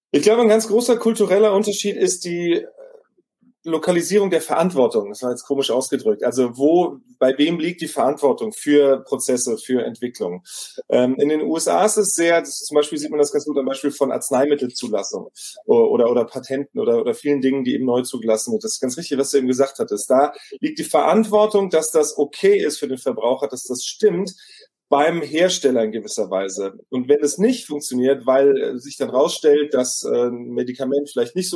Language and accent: German; Wiesbaden, Hesse, Germany; Ich bin in Wiesbaden geboren und aufgewachsen, ziemlich äh, in der Nähe, also zwei Straßen weiter eigentlich, äh, um die Ecke quasi von einem amerikanischen Soldatenhousing.